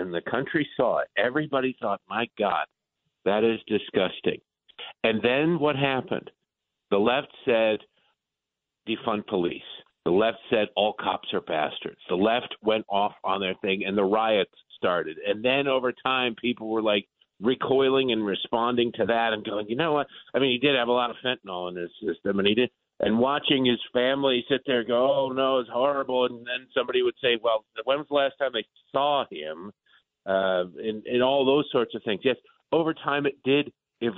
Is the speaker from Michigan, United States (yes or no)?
yes; Detroit, Michigan, United States; moved away; also born or lived in Baltimore; I grew up in Detroit. I lived in Baltimore for 13 years.